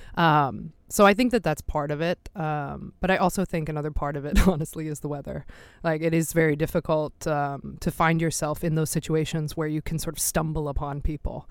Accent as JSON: {"language": "English", "town": "Philadelphia", "region": "Pennsylvania", "country": "United States", "moved": "as an adult", "lives_now": "Sweden", "said": "I am from Philadelphia originally in the United States but have been an expat for a long time"}